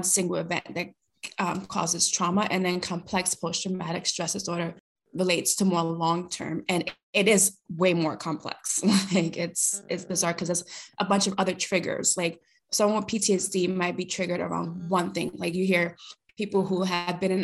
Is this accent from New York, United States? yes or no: yes; New York City, New York, United States; first language Spanish; English is a second language; moved away as an adult; now in British Columbia, Canada; I'm originally from Brooklyn, New York